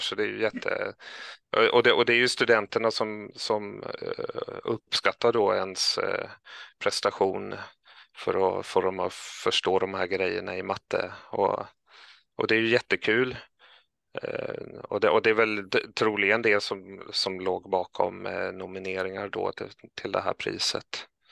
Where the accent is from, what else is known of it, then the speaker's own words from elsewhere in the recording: Kalmar County, Sweden; moved away as an adult; now in Stockholm, Sweden; jag är från Öland och kom upp hit eh, för utbildning till Stockholm